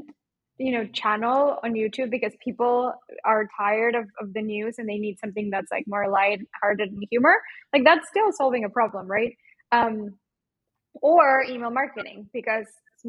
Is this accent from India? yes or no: no; Mexico; accent: Mexican; now in Portugal; my Mexican accent